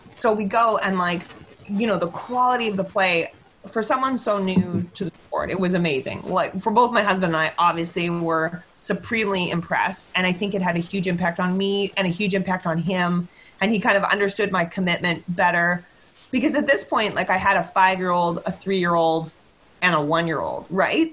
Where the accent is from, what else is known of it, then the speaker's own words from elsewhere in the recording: Victoria, British Columbia, Canada; also born or lived in Calgary; I grew up in Victoria